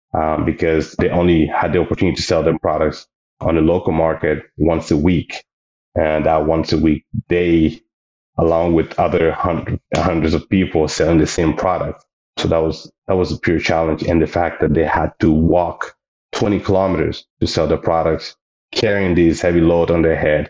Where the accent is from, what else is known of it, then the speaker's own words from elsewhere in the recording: Mali; also born or lived in British Columbia, Canada; now in Canada; I currently reside in Canada, in British Columbia. I am originally from Mali